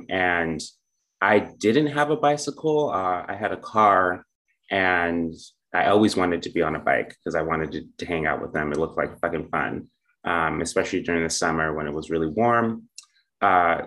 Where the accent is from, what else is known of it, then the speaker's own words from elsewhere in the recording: California, United States; moved away as an adult; now in Seattle, United States; I'm originally from California